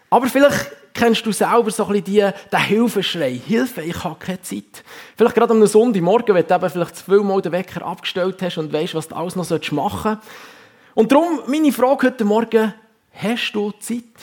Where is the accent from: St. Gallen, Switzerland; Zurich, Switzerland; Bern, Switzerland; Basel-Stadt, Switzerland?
Bern, Switzerland; Huttwil; now in Wallisellen, Switzerland; ich bin in Huttwil aufgewachsen, wohne im Moment mit meiner Familie in Wallisellen, arbeite seit knapp fünf Jahren in der FG Kloten als Pastor.